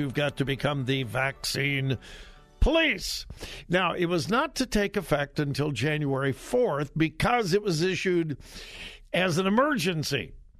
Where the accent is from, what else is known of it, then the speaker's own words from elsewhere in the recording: South Carolina, United States; She fell, and she's getting better, but we're up from South Carolina to help with the care.